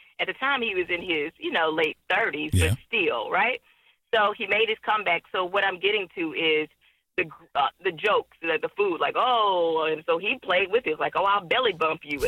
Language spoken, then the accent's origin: English; Houston, Texas, United States; I'm from Houston.